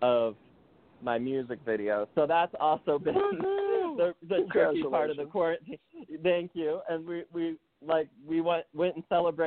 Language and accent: English; Minnesota, United States; now in Los Angeles, United States; I grew up in Minnesota originally